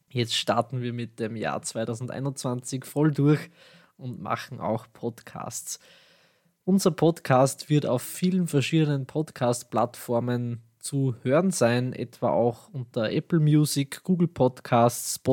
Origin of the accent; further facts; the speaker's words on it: Austria; accent: Austrian; meinen österreichischen Dialekt werdet ihr vermutlich schon bald genauer kennenlernen.